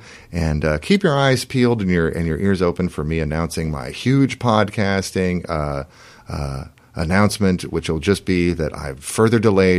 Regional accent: Portland, Oregon, United States; I'm from here.

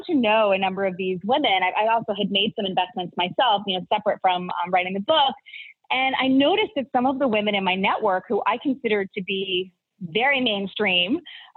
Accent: Arizona, United States; I grew up in Arizona

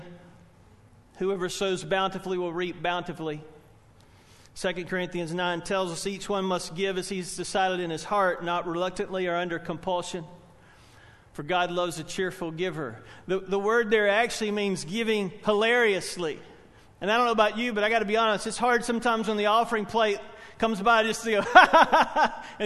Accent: Spartanburg, South Carolina, United States; I grew up in Spartanburg, First Baptist Church

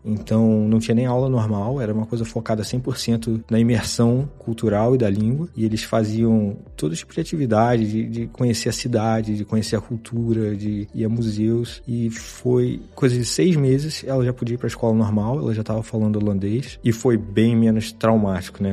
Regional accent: Miguel Pereira, Rio de Janeiro, Brazil; moved away as an adult; also born or lived in Juiz de Fora; now in Stockholm, Sweden; Eu sou de uma cidade bem pequena do interior do Rio, chamada Miguel Pereira

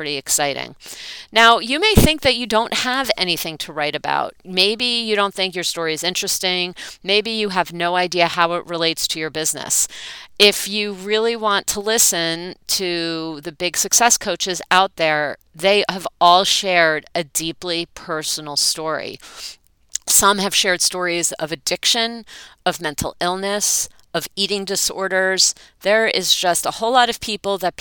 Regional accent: East Brunswick, New Jersey, United States; growing up in East Brunswick, New Jersey, with parents who were raised in New York City

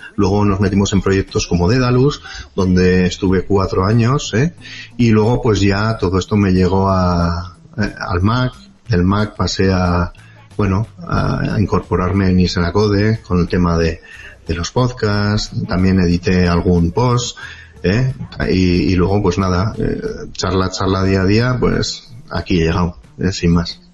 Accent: Pamplona, Navarre, Spain; no soy de Bilbao, soy Pamplona

